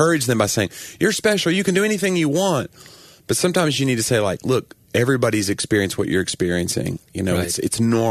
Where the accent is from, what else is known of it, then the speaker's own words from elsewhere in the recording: Tennessee, United States; we're both from Tennessee